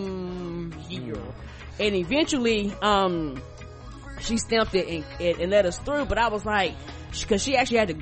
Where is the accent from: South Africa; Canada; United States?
United States; me as being American